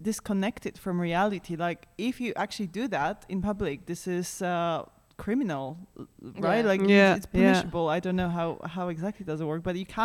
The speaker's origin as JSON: {"language": "English", "country": "Poland", "said": "No, we're from Poland."}